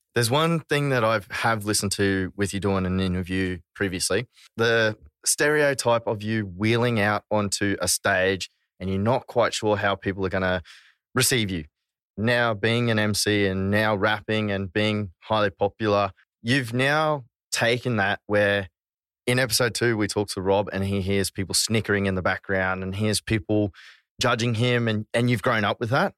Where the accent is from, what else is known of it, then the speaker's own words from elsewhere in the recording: Australia; we are Aussie